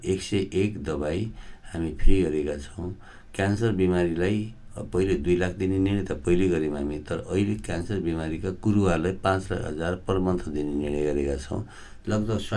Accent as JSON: {"language": "Nepali", "area": "Gulmi", "region": "Lumbini Province", "country": "Nepal", "moved": "yes", "said": "म गुल्मीको मान्छे हुँ"}